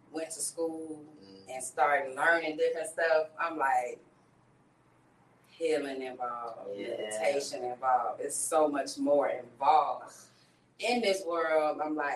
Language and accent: English; California, United States; now in Altamonte Springs, United States; I'm originally from California